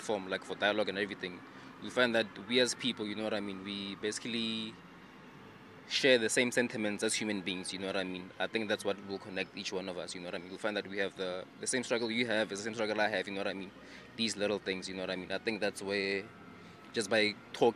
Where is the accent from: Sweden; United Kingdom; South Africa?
South Africa; I'm from South Africa